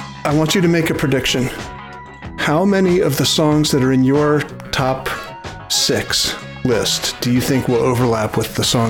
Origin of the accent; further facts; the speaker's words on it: Northern Virginia, United States; Now, we grew up in Northern Virginia.